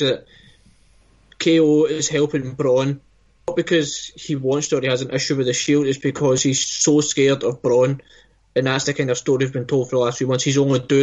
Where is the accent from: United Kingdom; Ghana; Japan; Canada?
United Kingdom; Scotland; we're Scottish